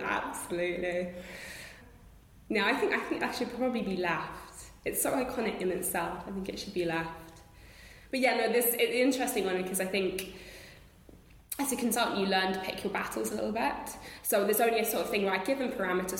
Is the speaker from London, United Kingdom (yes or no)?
yes; London, United Kingdom; growing up in London with the British Museum and walking through those those galleries